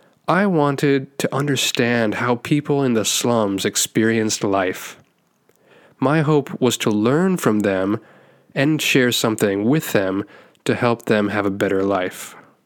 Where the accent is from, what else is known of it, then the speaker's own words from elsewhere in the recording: Taiwan; also born or lived in United States / Philippines / Bangladesh / India; now in Japan; I'm an American who was born and raised in Taiwan. And now I've lived in 6 countries total. So that includes Taiwan, the US, the Philippines, Bangladesh, India, and now Japan.